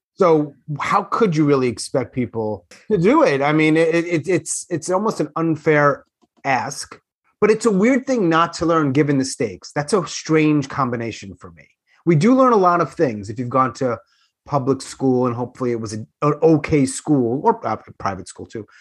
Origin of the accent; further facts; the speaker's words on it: Long Island, New York, United States; moved away; also born or lived in Queens / Manhattan; I grew up on Long Island